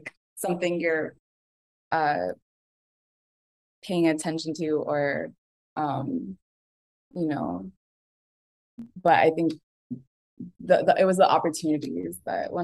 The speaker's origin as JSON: {"language": "English", "town": "Los Angeles", "region": "California", "country": "United States", "tie": "born or raised there", "also_born_or_lived": "New York", "said": "I grew up here in LA, kind of between Torrance and Atwater Village, which is like where all my family is"}